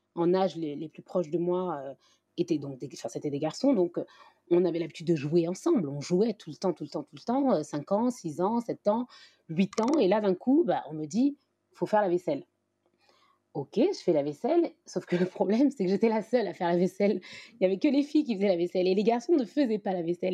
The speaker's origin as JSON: {"language": "French", "country": "France", "tie": "born or raised there", "said": "moi, j'ai grandi, je suis née en France, j'ai évolué dans, cette société française"}